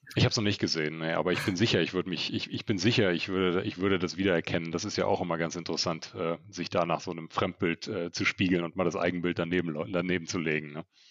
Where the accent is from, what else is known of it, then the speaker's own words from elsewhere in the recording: Germany; Wir in Deutschland